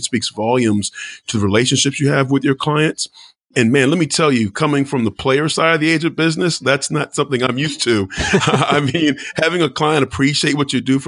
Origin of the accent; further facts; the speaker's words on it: Northern Virginia, United States; growing up in Northern Virginia